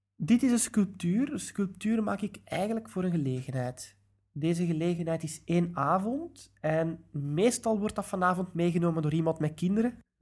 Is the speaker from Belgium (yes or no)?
yes; Belgium